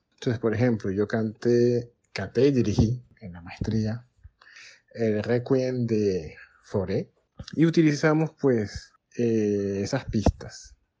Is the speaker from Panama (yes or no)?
yes; Colón, Panama; soy panameño, nací en la ciudad atlántica del país, en Colón